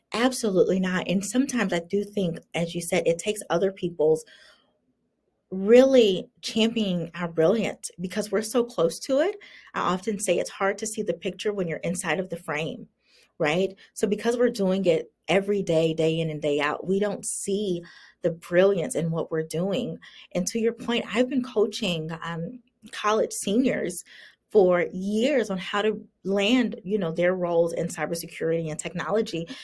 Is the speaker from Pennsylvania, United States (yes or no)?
no; South Carolina, United States; moved away as an adult; also born or lived in Virginia; I remember moving to Virginia when, you know, I, was born and raised in South Carolina